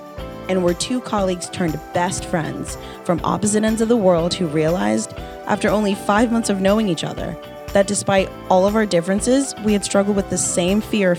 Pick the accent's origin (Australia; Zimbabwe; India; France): Zimbabwe; also born or lived in United States; now in Los Angeles, United States; I was born and raised in Zimbabwe, moved to the U.S. in 2001, and made L.A. home in 2015